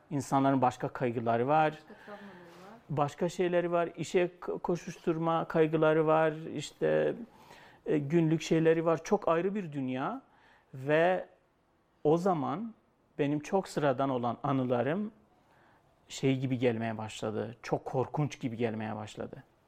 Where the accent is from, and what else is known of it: Şırnak Province, Turkey